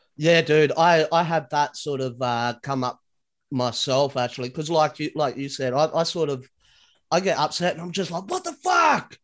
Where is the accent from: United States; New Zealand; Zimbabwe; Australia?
Australia; being an Australian, we sound as Australian as possible